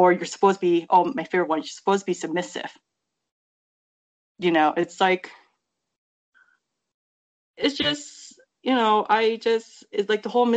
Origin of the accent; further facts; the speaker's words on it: United States; growing up in America